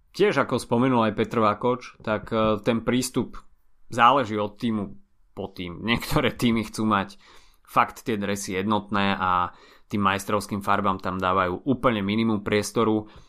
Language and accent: Slovak; Bratislava, Bratislava Region, Slovakia; Obidvaja sme z Bratislavy